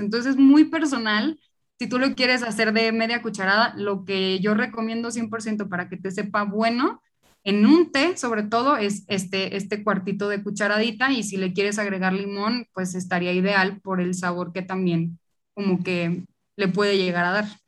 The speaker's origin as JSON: {"language": "Spanish", "town": "Monterrey", "region": "Nuevo León", "country": "Mexico", "accent": "regio", "moved": "yes", "lives_now": "Mexico City, Mexico", "said": "Yo justo soy de Monterrey, por eso mi acento"}